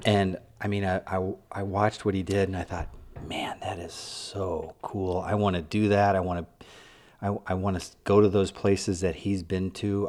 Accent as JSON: {"language": "English", "region": "Midwest", "country": "United States", "said": "I'm a kid from the Midwest"}